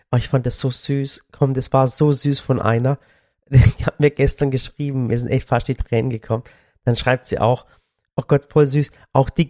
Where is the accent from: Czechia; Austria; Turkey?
Turkey; Sinop; Und dass ich den Kids mal zeigen, wo ich herkomme.